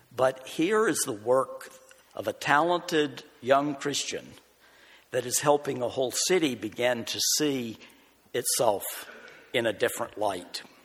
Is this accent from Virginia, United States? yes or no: yes; eastern Virginia, United States; moved away as an adult; also born or lived in North Carolina / Houghton, New York; now in Buffalo, United States; I'm a country boy. I grew up in a rural area in eastern Virginia